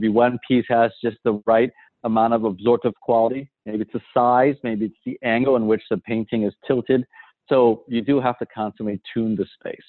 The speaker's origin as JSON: {"language": "English", "town": "San Francisco", "region": "California", "country": "United States", "tie": "born or raised there", "said": "I grew up in San Francisco"}